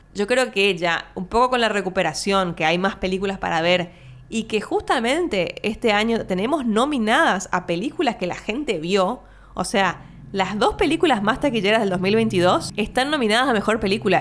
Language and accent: Spanish; Argentina